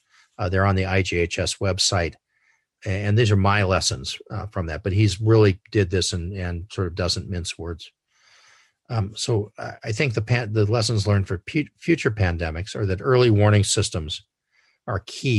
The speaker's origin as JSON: {"language": "English", "town": "San Diego", "region": "California", "country": "United States", "tie": "born or raised there", "said": "And I grew up in San Diego"}